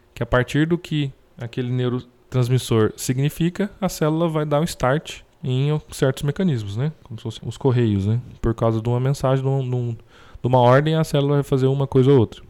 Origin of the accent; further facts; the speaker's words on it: Brazil; Como brasileiro